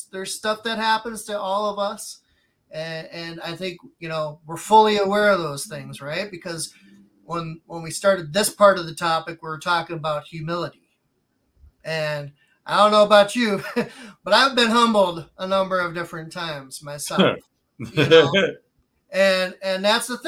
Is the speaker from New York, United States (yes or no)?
no; Gary, Indiana, United States; my story growing up in Gary, Indiana, one of the hardest places in all of America